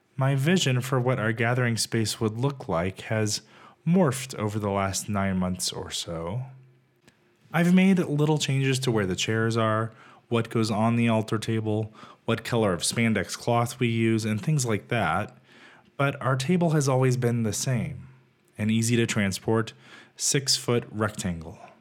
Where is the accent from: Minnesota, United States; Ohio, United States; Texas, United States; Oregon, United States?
Texas, United States; Growing up in Texas, many of my friends and family are a bit more conservative than I am